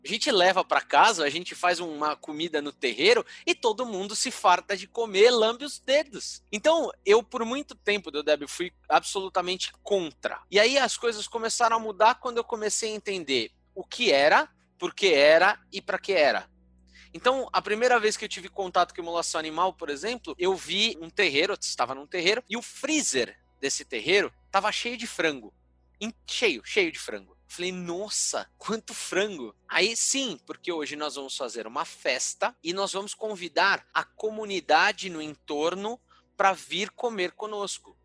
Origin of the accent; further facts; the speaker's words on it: São Paulo, Brazil; na Moca bairro do coração, bairro onde eu nasci